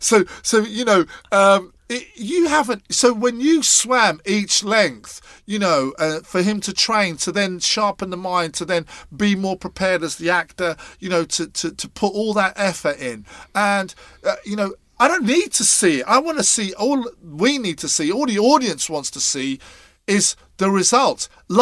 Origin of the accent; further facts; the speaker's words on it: Scotland, United Kingdom; being Scottish as well.